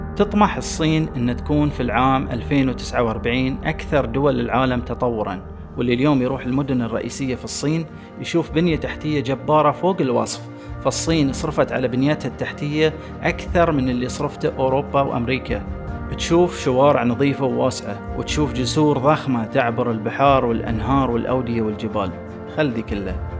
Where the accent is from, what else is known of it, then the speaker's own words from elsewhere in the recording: Bahrain; عندنا في البحرين